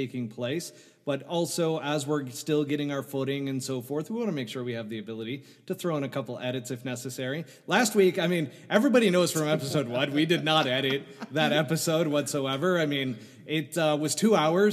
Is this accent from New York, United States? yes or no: yes; New York, United States; moved away as an adult; now in Arizona, United States; I'm from New York